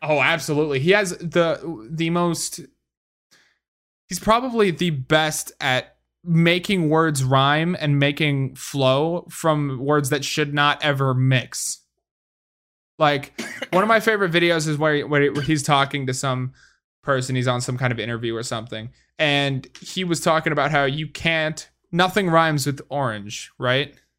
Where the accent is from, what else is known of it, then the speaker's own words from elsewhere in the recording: Wisconsin, United States; I, I come from Wisconsin, man.